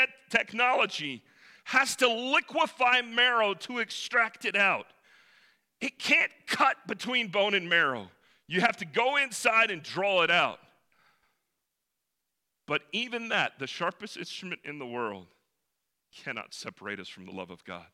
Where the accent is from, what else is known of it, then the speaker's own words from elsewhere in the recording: the mountains of North Carolina, United States; also born or lived in Salt Lake City, Utah; I was born in Salt Lake City, Utah, hold no claim to it, was really glad that I moved when I was 3 to the wonderful mountains of North Carolina. That's where I was raised